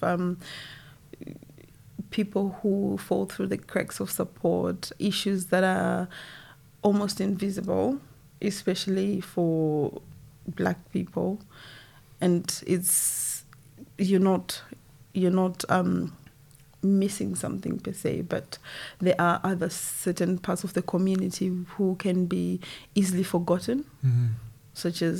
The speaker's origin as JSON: {"language": "English", "country": "Zimbabwe", "tie": "born or raised there", "moved": "as an adult", "lives_now": "United Kingdom", "said": "I was born in Zimbabwe, back home, and also coming to the UK"}